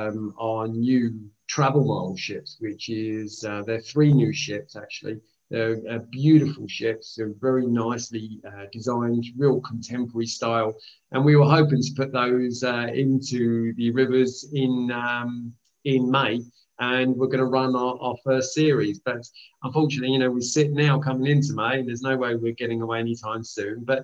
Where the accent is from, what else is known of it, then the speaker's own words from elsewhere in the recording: Greece; now in United Kingdom; I am from Greece